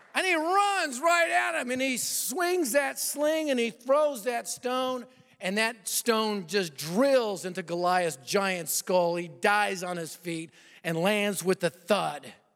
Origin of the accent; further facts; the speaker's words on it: Colorado, United States; moved away; I'm from Colorado